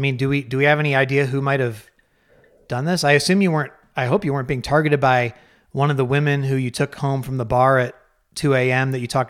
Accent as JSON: {"language": "English", "region": "Colorado", "country": "United States", "tie": "born or raised there", "said": "I was like, hey, I grew up in Colorado, or at least partially."}